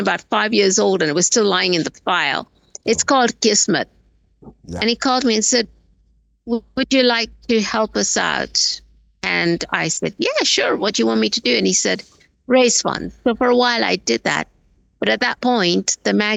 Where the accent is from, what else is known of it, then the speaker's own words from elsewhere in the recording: Nairobi, Kenya; I'm born and raised in Kenya and actually in Nairobi, the capital city of Kenya